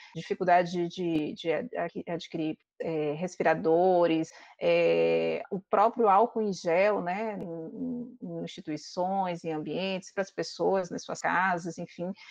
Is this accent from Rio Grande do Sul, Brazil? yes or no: no; Maranhão, Brazil; eu sou do Maranhão